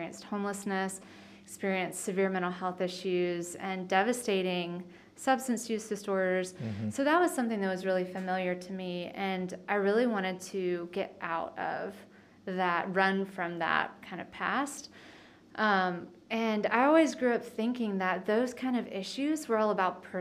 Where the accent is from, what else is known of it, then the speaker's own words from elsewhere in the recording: South Carolina, United States; now in Nashville, United States; I grew up in the foothills of South Carolina